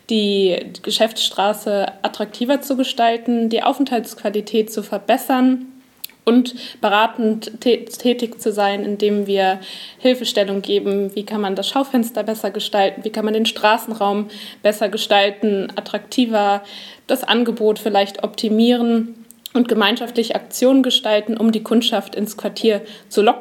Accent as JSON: {"language": "German", "region": "Hamburg", "country": "Germany", "said": "Also ich komme aus dem Norden Hamburgs und der Weg zu Ikea zum Beispiel, der ist mir durchaus bekannt"}